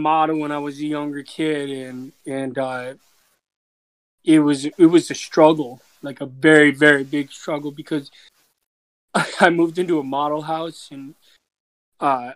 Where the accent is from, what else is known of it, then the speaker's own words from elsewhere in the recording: Spring Lake, Michigan, United States; moved away as an adult; also born or lived in New York City; I'm from Michigan. I grew up on the west. I grew up on the west side of Michigan. It's called Spring Lake, Grand Haven